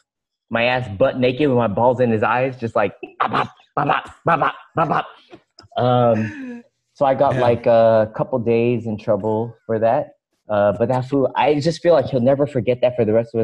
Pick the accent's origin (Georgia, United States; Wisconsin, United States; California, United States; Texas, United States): California, United States; the Bay Area; now in Los Angeles, United States; So I grew up in the Bay